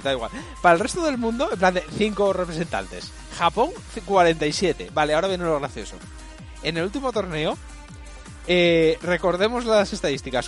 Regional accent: Spain; yo soy español, ahora me vuelvo mi puto país

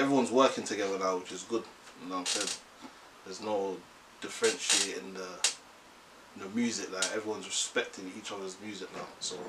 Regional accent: Jamaica; moved away; Caribbean, from Jamaica. I was born there, get me, but. See, we're here, innit?

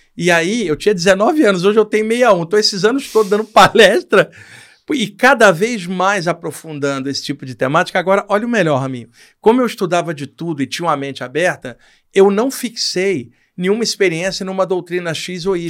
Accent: Rio de Janeiro, Brazil; no Rio de Janeiro, onde eu cresci

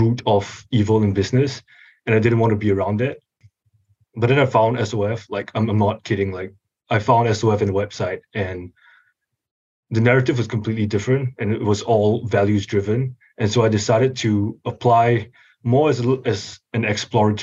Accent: Singapore; moved away as an adult; now in Los Angeles, United States; I am originally from Singapore. I was born and raised and moved here just for college.

